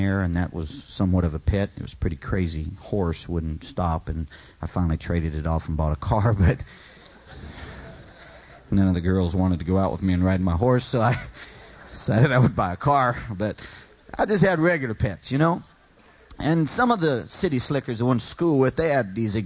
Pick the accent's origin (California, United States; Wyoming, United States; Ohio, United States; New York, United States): California, United States; I'd lived there all my life, born and raised in California